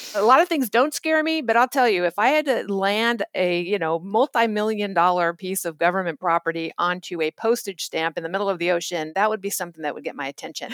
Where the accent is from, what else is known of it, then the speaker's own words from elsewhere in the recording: Orange County, California, United States; also born or lived in Germany; a cocktail waitress from Orange County, California.